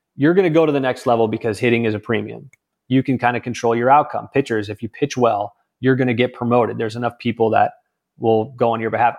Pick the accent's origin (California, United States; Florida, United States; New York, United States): California, United States; moved away as an adult; I was from California